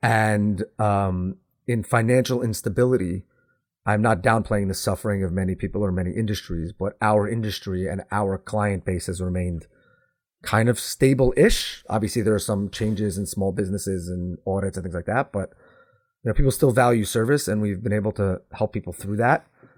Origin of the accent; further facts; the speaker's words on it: New York, United States; I am complaining, but I can because I am from the Northeast.